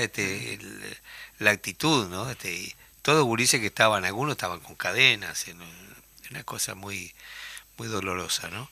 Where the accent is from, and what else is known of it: Uruguay